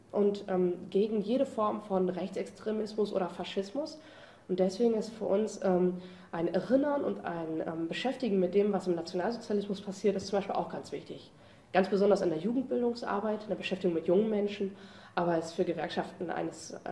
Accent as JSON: {"language": "German", "town": "Cologne", "region": "North Rhine-Westphalia", "country": "Germany", "said": "Ja, ich komme aus Köln."}